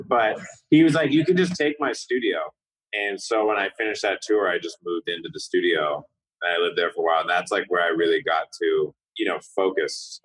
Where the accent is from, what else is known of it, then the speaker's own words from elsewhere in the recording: California, United States; growing up in California